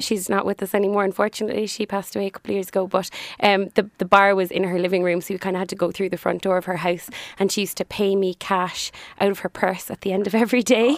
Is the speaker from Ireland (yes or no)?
yes; Cork, Munster, Ireland; I'm from Cork, born and reared, very proud of it.